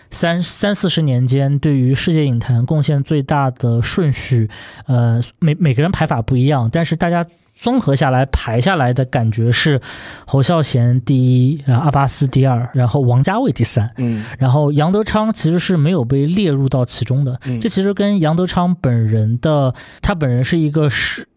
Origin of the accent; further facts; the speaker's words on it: China; 用我们大陆人能够听懂的话